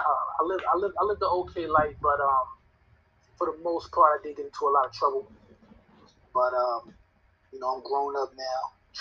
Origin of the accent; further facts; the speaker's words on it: New York City, New York, United States; moved away as an adult; also born or lived in Binghamton, New York; now in Atlanta, United States; I grew up in the Bronx, you know what I'm saying? Even though I was born in Binghamton, New York, my family moved to the Bronx when I was like in elementary school, so probably like kindergarten, no, preschool is when my family got to the Bronx